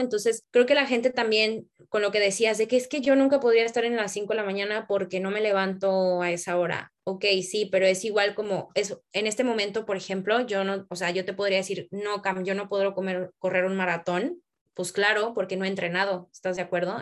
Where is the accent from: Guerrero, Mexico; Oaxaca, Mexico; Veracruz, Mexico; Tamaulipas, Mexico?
Tamaulipas, Mexico; Tampico; moved away as an adult; now in Mexico City, Mexico; yo crecí en Tampico